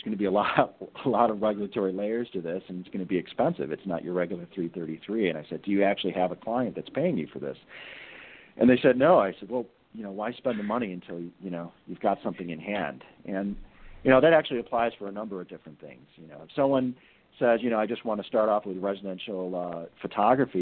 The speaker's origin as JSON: {"language": "English", "town": "Chicago", "region": "Illinois", "country": "United States", "tie": "born or raised there", "said": "my hometown, Chicago"}